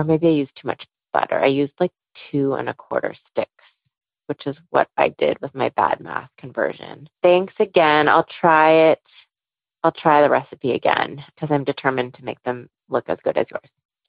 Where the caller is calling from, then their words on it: San Rafael, California, United States; I'm calling from San Rafael in Marin County up in Northern California.